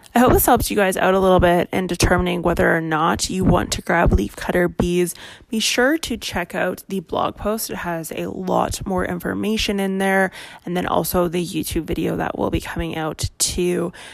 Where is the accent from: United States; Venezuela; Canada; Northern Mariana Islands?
Canada; I am Canadian